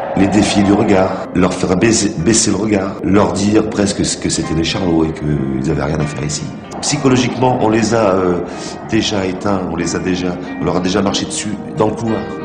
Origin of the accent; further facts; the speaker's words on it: Marseille, Provence-Alpes-Côte d'Azur, France; accent: Marseille; nous à Marseille, … et moi, voilà, bah, on est Marseillais, je pense que ça s'entend rien qu'à l'accent déjà